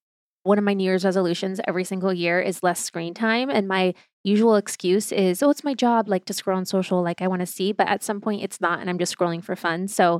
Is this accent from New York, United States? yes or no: no; Ohio, United States; born or raised there; also born or lived in Germany; now in Los Angeles, United States